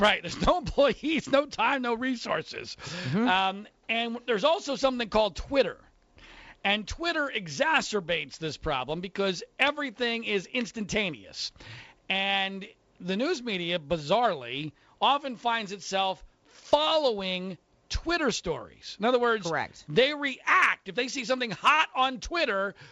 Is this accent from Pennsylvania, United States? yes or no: yes; Philadelphia, Pennsylvania, United States; now in California, United States; I grew up in the Philadelphia area